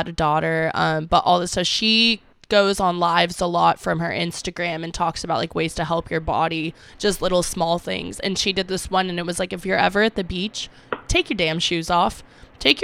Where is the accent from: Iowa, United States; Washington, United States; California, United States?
California, United States; Half Moon Bay; also born or lived in Los Angeles; now in San Diego, United States; I grew up in Half Moon Bay